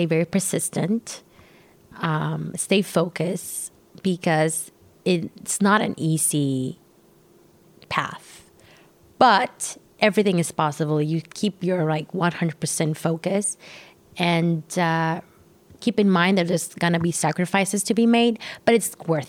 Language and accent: English; Tijuana, Baja California, Mexico; I grew up in Tijuana